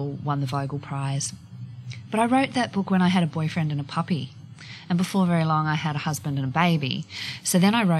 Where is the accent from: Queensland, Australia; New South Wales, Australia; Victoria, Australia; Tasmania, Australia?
Tasmania, Australia; Hobart; moved away as an adult; also born or lived in Western Australia; I grew up in Hobart, went to university there, became a journalist.